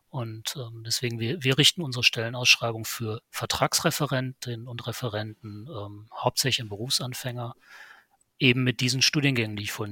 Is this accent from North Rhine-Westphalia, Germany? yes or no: yes; Lünen, North Rhine-Westphalia, Germany; born there; ich muss dazu sagen, ich komme gebürtig aus Lünen, das heißt, ich kenne auch Bochum.